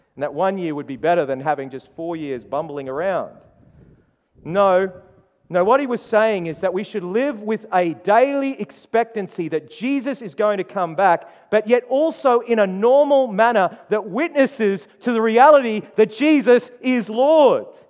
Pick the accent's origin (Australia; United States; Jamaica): Australia; Queensland; moved away; I was born in Queensland